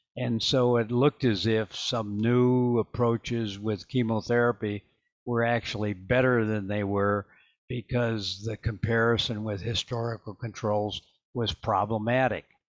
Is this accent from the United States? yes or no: yes; Midwest, United States; moved away; I grew up in the Midwest